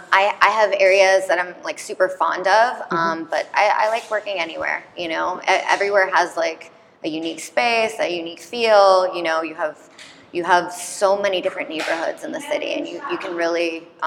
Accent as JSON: {"language": "English", "region": "Ohio", "country": "United States", "said": "I'm from Ohio."}